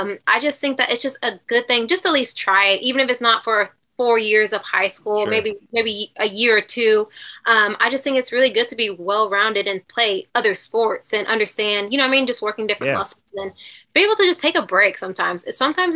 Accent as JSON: {"language": "English", "town": "Wichita", "region": "Kansas", "country": "United States", "tie": "born or raised there", "moved": "yes", "said": "I grew up in Wichita. Born and raised."}